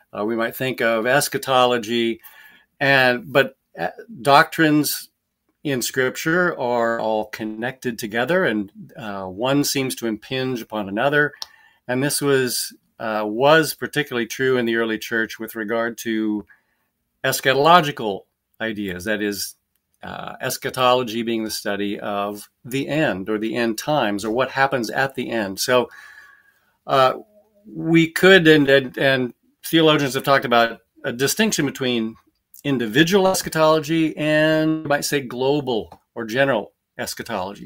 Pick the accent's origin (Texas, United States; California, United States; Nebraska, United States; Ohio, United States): Nebraska, United States; moved away as an adult; also born or lived in Orlando, Florida; I was born in Nebraska, raised there, and, uh, went to school there, went to college there